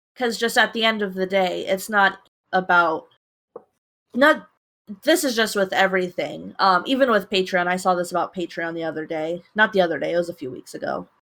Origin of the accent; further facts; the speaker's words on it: United States; I'm just an American